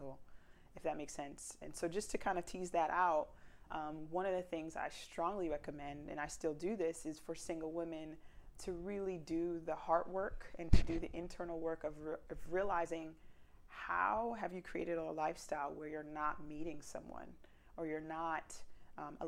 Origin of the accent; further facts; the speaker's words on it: South Florida, United States; I was raised in South Florida